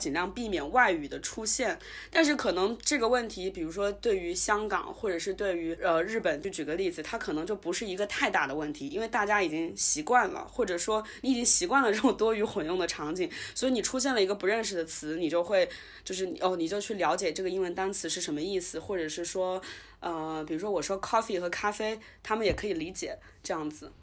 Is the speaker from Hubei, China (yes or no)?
yes; Wuhan, Hubei, China; moved away; 只有我们这一代人可能是在武汉本地出生的